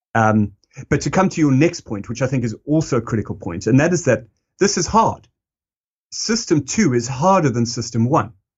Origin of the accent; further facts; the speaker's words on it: South Africa; moved away; that's me as a South African and, and, you know, and that's me kind of coming of age in, in the time that he was really, uh, talking to the country.